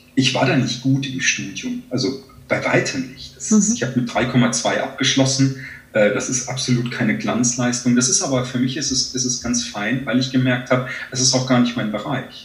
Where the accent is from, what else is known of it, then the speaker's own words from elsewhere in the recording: Germany; hier bei uns in Deutschland